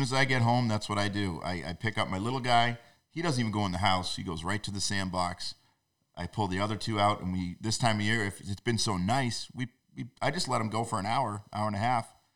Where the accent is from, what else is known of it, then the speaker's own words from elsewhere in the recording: North Shore, New England, Massachusetts, United States; I grew up on the North Shore.